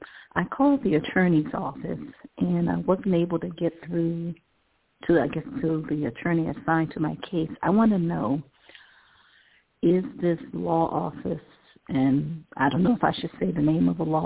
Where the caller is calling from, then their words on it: Cleveland, Ohio, United States; I'm calling from Cleveland, Ohio.